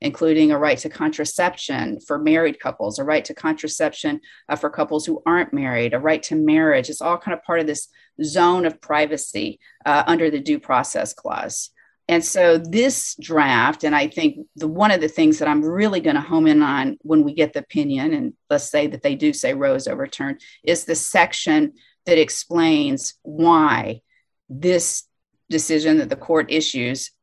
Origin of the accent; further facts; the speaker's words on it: Alabama, United States; my home state, Alabama